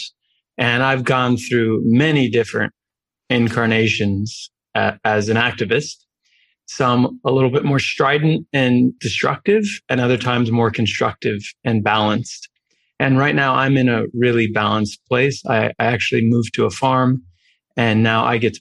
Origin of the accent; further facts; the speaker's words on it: New York, United States; I grew up in New York